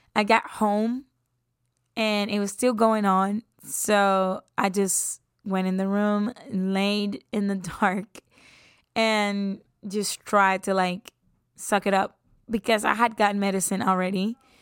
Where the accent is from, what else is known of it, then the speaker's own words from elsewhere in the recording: San Juan, Puerto Rico; moved away; I'm from San Juan, Puerto Rico. And I've been there since I took my first breath